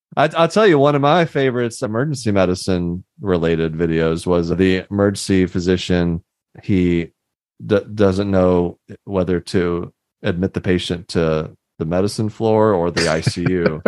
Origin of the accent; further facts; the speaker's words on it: Houston, Texas, United States; I grew up in Houston